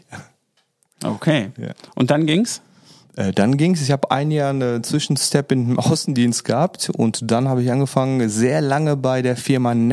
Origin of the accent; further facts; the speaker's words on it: North Rhine-Westphalia, Germany; born there; now in Düsseldorf, Germany; Ich bin 42 Jahre alt, wohnhaft in Düsseldorf, gebürtiger Sauerländer.